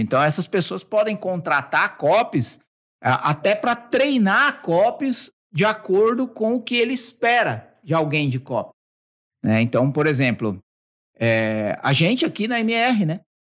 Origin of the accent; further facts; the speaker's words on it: Mauá, São Paulo, Brazil; eu sou da periferia braba. É, quem, quem não conhece, procura depois Jardim Zaira Mauá. Você vai descobrir onde eu nasci